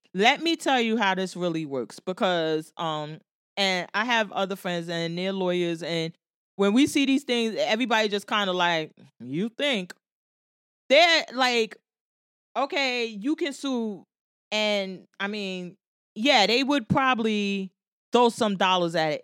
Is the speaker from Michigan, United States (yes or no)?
no; Jersey City, New Jersey, United States; I'm from Jersey City. I live in Jersey City